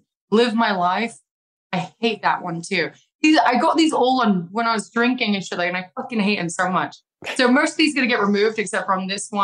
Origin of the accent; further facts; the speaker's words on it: United Kingdom; moved away; my home country, my family can come along